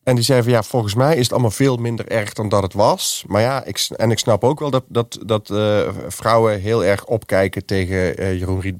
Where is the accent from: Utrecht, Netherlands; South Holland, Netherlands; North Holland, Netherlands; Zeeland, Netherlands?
North Holland, Netherlands; Amsterdam; En ik kom uit de Jordaan.